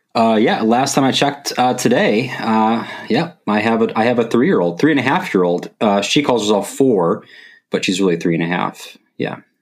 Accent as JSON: {"language": "English", "region": "Wisconsin", "country": "United States", "lives_now": "Madison, United States", "said": "when I got to move to Madison, because I'm from Wisconsin"}